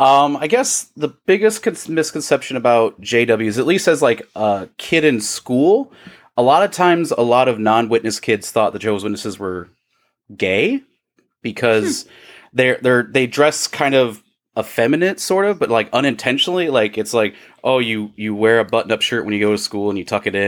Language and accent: English; Iowa, United States; born or raised there